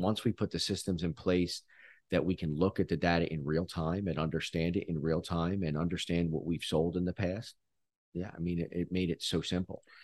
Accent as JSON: {"language": "English", "town": "Philadelphia", "region": "Pennsylvania", "country": "United States", "tie": "born or raised there", "said": "I grew up in Philly"}